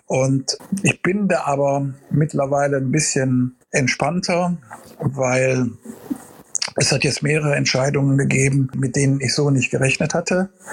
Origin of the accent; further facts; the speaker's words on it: Germany; bei uns in Deutschland